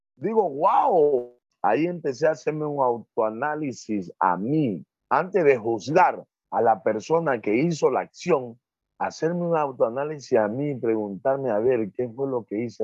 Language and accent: Spanish; Muisne, Esmeraldas, Ecuador; yo vengo de un barrio, yo vengo de un barrio que se llama, le dicen la punta, porque sobresale hacia el centro de la isla